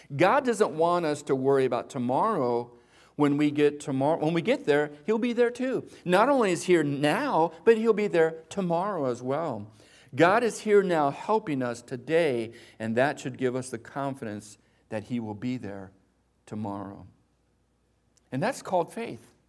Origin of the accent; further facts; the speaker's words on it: Espanola, New Mexico, United States; I remember growing up in Espanola, New Mexico, the lowrider capital of the world